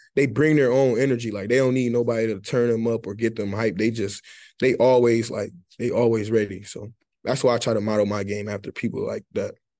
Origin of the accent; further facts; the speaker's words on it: Detroit, Michigan, United States; moved away; growing up, really growing up in Detroit